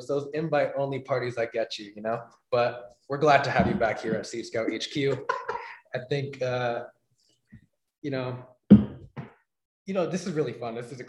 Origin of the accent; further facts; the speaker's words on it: Sedona, Arizona, United States; I'm a kid from Sedona, born and raised Arizona all my life. Go to ASU